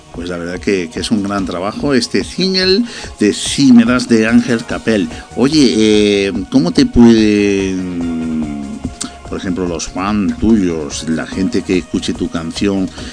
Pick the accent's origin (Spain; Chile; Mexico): Spain; Granada, Andalusia; Yo soy de Granada